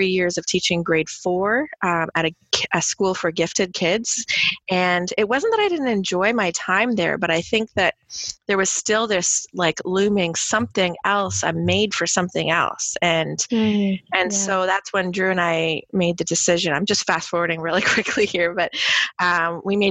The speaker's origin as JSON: {"language": "English", "town": "Hamilton", "region": "Ontario", "country": "Canada", "tie": "born or raised there", "said": "I grew up in Hamilton, so right down the street was McMaster"}